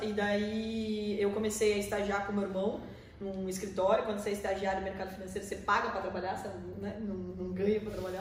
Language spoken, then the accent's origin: Portuguese; Porto Feliz, São Paulo, Brazil; moved away as an adult; now in Sorocaba, Brazil; Eu sou nascido numa cidade pertinho da gente aqui em Porto Feliz, né? Tem 50 mil habitantes.